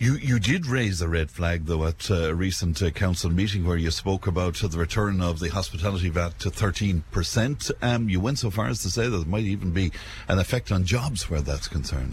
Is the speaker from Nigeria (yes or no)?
no; Cashel, Munster, Ireland; boasting about my hometown